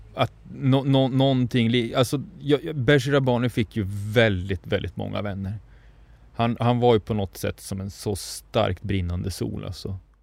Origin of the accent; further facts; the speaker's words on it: Norrbotten County, Sweden; now in southern Sweden; jag har vuxit upp mestadels i Norrbotten och lever numera i södra Sverige